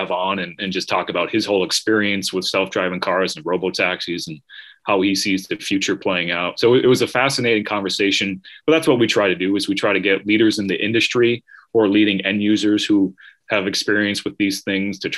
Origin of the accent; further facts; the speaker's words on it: Massachusetts, United States; I'm from Massachusetts. There's a big highway here called the Mass Pike